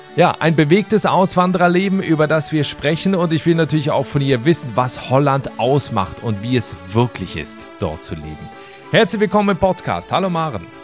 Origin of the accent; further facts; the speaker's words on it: Switzerland; als gebürtiger Schweizer